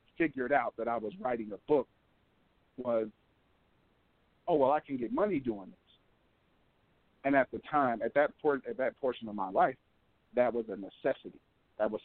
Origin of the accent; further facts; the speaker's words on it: Denver, Colorado, United States; I'm from Denver, Colorado, from where it's 96 degrees